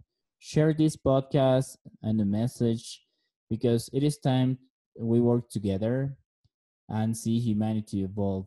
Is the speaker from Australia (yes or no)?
no; La Paz, Bolivia; moved away; also born or lived in Beijing, China / Cochabamba, Bolivia; I am from La Paz, Bolivia. I was born in 1986. I have a beautiful Filipina wife and two handsome sons. I live most of my life in my hometown.